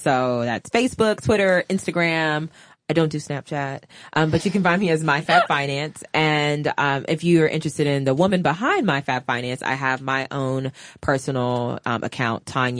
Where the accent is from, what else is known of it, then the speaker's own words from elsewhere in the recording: the South, United States; just sharing the goodies that I'm from the South.